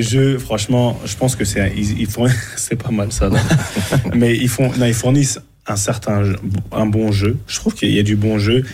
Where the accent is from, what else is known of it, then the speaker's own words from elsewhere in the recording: Cameroon; chez nous au Cameroun